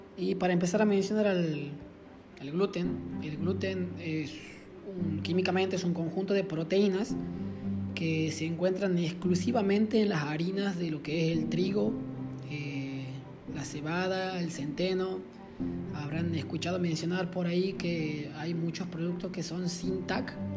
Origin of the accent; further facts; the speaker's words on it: Loreto, Argentina; moved away; en mi pueblo, en Loreto, digo pueblo, ya es una ciudad